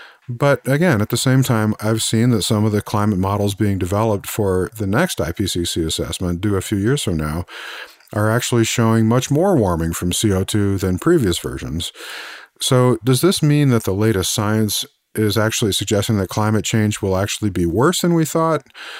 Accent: Missouri, United States; But of course, as we say here in the US, I'm from Missouri, you know, show me.

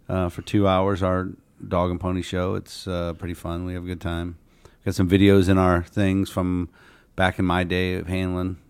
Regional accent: Canton, Ohio, United States; I'm from Canton

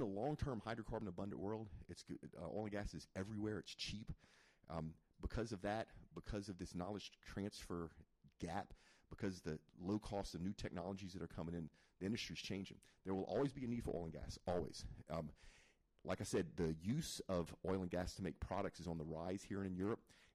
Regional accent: Zachary, Louisiana, United States; also born or lived in Mandeville, Louisiana / Metairie, Louisiana; I'm actually from Louisiana. I'm from North Louisiana, which is Baton Rouge, a little town called Zachary.

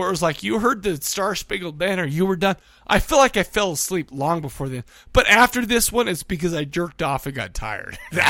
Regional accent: Farmington, Utah, United States; growing up in Farmington, Utah

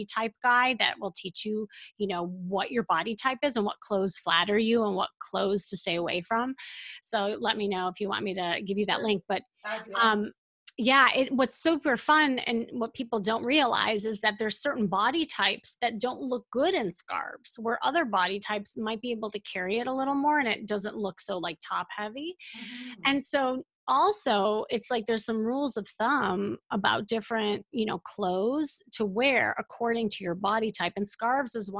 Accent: Chicago, Illinois, United States; moved away; I'm from Chicago

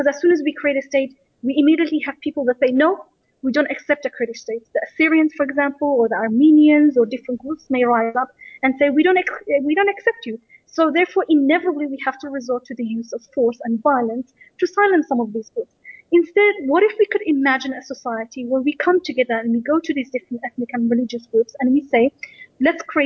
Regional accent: Australia; I grew up in Australia

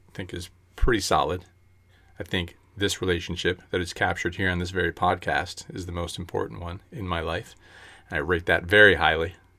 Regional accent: United States

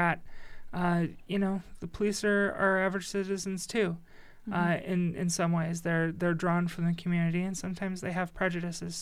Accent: near Chicago, Illinois, United States; moved away; I grew up by Chicago and I was in Chicago all the time

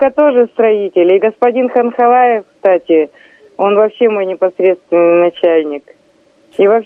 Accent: Irkutsk, Irkutsk Oblast, Russia; поскольку я коренная иркутянка, я очень хорошо знаю и про господина Сокола знаю, и про господина Битарова

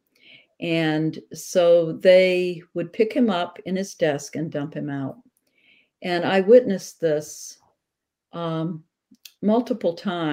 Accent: the South, United States; I grew up during segregation in the South

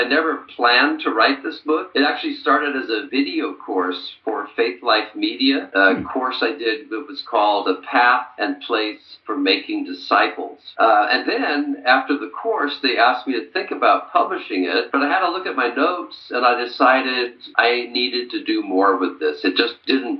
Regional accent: Santa Barbara, California, United States; moved away as an adult; also born or lived in France / Chicago; I am a native Californian. I went to Westmont College in my hometown of Santa Barbara

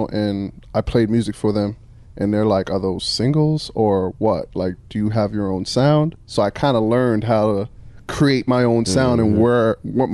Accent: Cape Cod, Massachusetts, United States; now in Tampa, United States; I'm originally from Cape Cod, Massachusetts

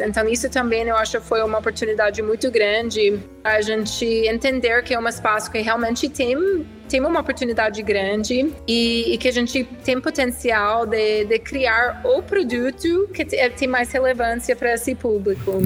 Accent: United States; Portuguese is a second language; moved away as an adult; also born or lived in Switzerland; now in Brazil; eu sou americana sim, eh, eu tenho quase oito anos no Brasil

